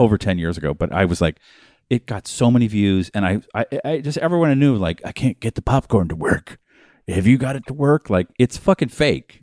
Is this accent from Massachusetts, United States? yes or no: yes; Boston, Massachusetts, United States; moved away; I was born in Boston, Massachusetts